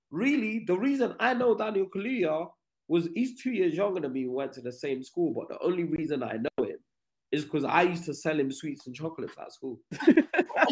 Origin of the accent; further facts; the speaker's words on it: Nigeria; now in England; I grew up in Nigeria. I moved there when I was 10